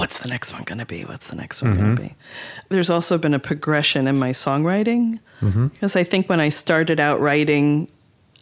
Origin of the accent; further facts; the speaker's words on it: New Rochelle, New York, United States; moved away as an adult; also born or lived in Maine / Sioux City, Iowa; now in Maine and Sioux City, Iowa, United States; I grew up here in New Rochelle, New York, and about 20 years ago, we moved to Maine, and then we recently moved to Sioux City, Iowa.